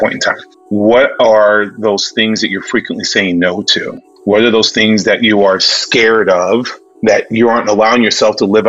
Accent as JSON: {"language": "English", "town": "Okemos", "region": "Michigan", "country": "United States", "tie": "born or raised there", "said": "I say I did most of my growing up in up in Michigan. Grew up in a town called Okemos, just outside of East Lansing."}